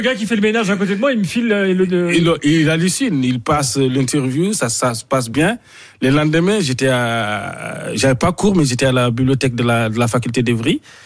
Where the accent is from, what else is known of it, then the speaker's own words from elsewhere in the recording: Mauritania; moved away as an adult; now in France; je venais de la Mauritanie